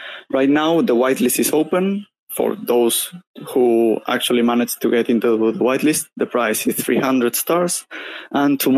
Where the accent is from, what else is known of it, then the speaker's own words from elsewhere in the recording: Spain; I'm from Spain